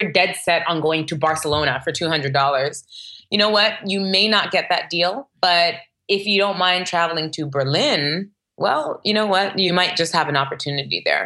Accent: Toronto, Ontario, Canada; moved away; And I grew up in Toronto, which is a very multicultural city.

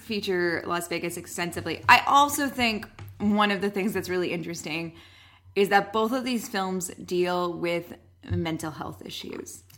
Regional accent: Canada; We are Canadian

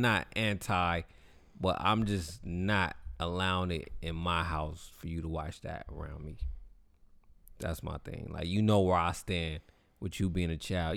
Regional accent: the Bay Area, California, United States; I'm from the Bay

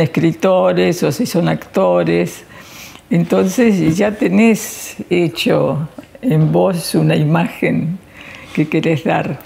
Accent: Argentina; somos argentinas

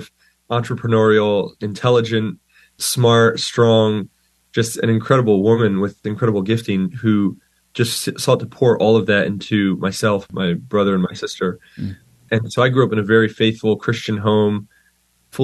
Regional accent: Pennsylvania, United States; I, like you said, grew up in Pennsylvania

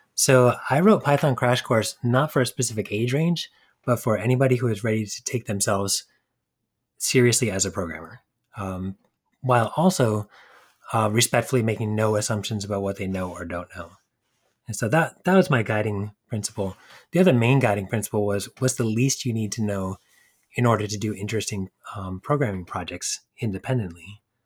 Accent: New Hampshire, United States; moved away as an adult; also born or lived in New York City; I grew up in New Hampshire, just outside of Boston

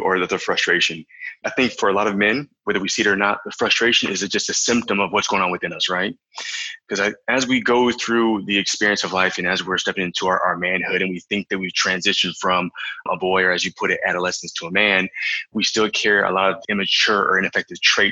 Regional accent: Florida, United States; moved away as an adult; also born or lived in South Carolina; now in Canary Islands, Spain; But no, I'm from Florida. So I was born in South Carolina, but I was raised and I spent most of my life in Florida

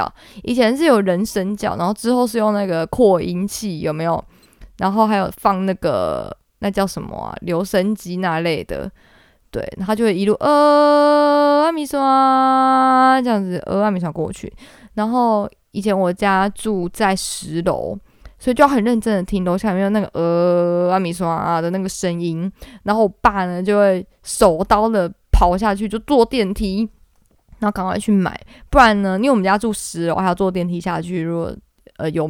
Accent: southern Taiwan, Taiwan; now in Taipei, Taiwan; 就是以前我因为我在南部长大，所以我印象中的锅烧面就是呃早餐店一定会卖

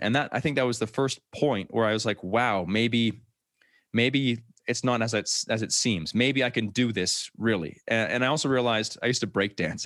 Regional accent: New Brunswick, Canada; moved away as an adult; I grew up in New Brunswick, Canada, so right above Maine, actually, in the States

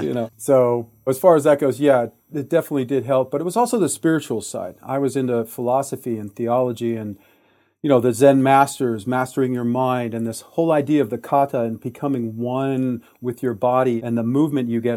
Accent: Detroit, Michigan, United States; I was born in Detroit, Michigan, in nineteen sixty-six

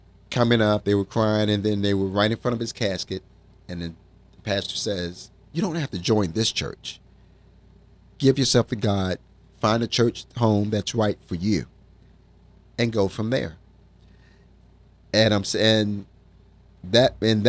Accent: Virginia, United States; moved away as an adult; also born or lived in Washington, D.C.; I'm originally from Virginia, lived there all my life except for about 10 years while I lived in Washington, D.C.

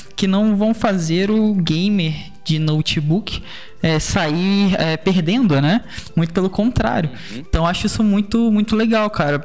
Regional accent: Brazil; eu sou brasileiro também

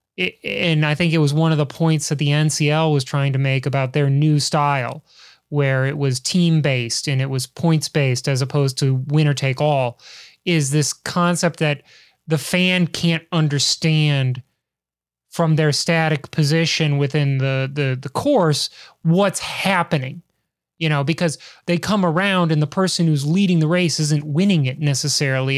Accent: Chicago, Illinois, United States; I'm from the great white north that is Chicago

